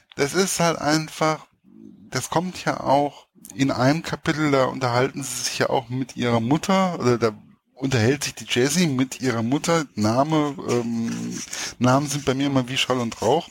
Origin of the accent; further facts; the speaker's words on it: Hesse, Germany; als Hesse